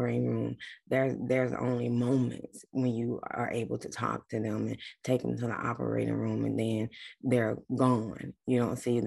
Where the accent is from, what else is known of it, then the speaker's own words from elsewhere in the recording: South Georgia, United States; now in Atlanta, United States; I'm from South Georgia. I grew up there my whole entire life